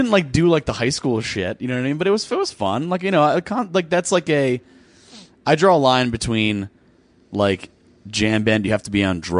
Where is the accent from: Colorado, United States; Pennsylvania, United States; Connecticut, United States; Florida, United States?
Connecticut, United States; Fairfield County; I grew up in Connecticut